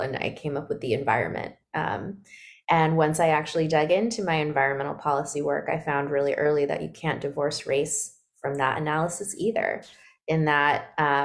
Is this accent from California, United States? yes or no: yes; Sacramento, California, United States; moved away as an adult; also born or lived in Washington, District of Columbia, United States / Brooklyn, New York; now in Brooklyn and Washington, DC, United States; a mixed race Black girl growing up in Sacramento, California